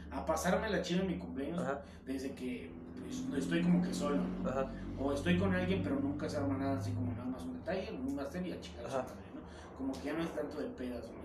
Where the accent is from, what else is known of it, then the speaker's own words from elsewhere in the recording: Taxco, Guerrero, Mexico; moved away as an adult; now in Mexico City, Mexico; soy de Tasco